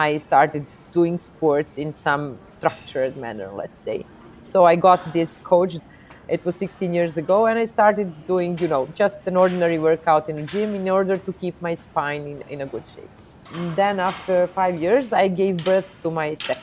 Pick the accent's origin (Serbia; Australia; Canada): Serbia; Belgrade; I come from Belgrade, Serbia, Europe